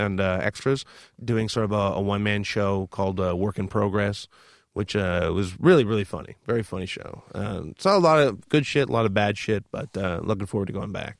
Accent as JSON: {"language": "English", "town": "Toronto", "region": "Ontario", "country": "Canada", "said": "I'm from Toronto"}